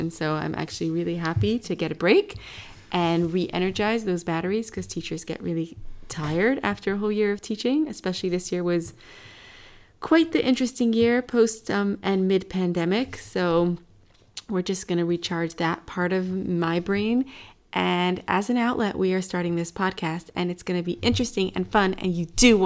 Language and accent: English; New York, United States; moved away as an adult; now in Amsterdam, Netherlands; I'm from New York originally